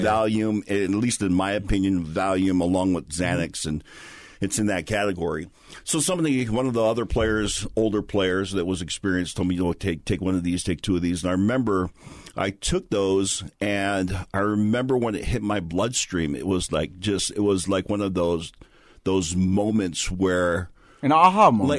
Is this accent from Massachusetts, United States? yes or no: no; Hawaii, United States; born and raised in Hawaii